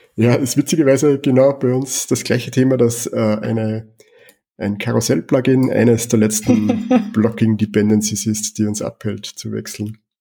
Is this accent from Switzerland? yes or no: no; Austria; Ich komme aus Österreich